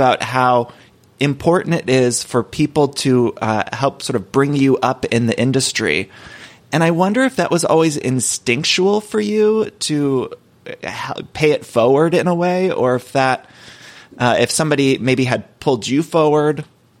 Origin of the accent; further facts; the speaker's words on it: Solon, Ohio, United States; moved away as an adult; now in Los Angeles, United States; I grew up in Ohio